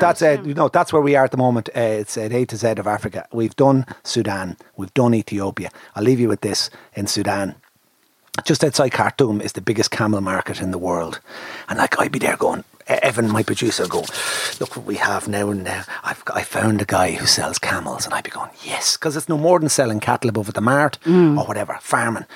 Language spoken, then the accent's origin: English; Ireland; I'm Irish